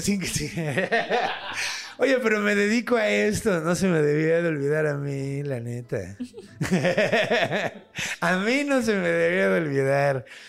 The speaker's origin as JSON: {"language": "Spanish", "country": "Mexico", "said": "ahorita ya los mexicanos no somos mexicas, ya somos mexicanos"}